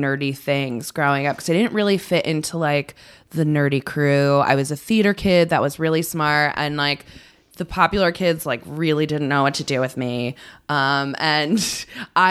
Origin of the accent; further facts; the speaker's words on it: New Haven, Connecticut, United States; also born or lived in Branford, Connecticut; I grew up in Connecticut.